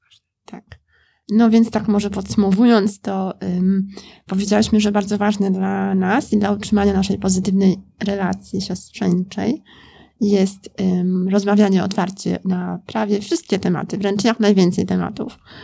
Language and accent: Polish; Poland; moved away as an adult; also born or lived in Scotland; wyjechałam e, z Polski na studia do Szkocji